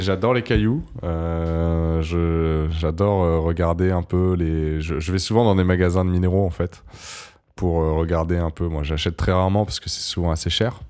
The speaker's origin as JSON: {"language": "French", "town": "Montpellier", "region": "Occitania", "country": "France", "tie": "born or raised there", "moved": "as an adult", "lives_now": "Paris, France", "said": "je suis né à Montpellier et que, et que je, vivais à Montpellier"}